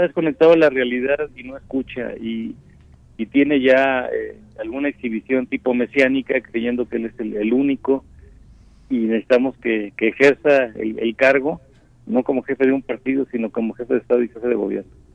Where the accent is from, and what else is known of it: Mexico